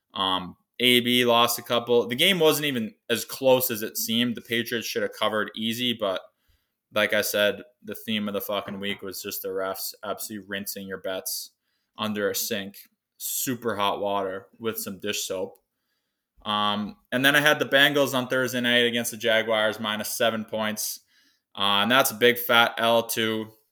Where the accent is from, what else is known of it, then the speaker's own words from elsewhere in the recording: Kamsack, Saskatchewan, Canada; moved away as an adult; I'm coming to you live from my hometown of Kamsack, Saskatchewan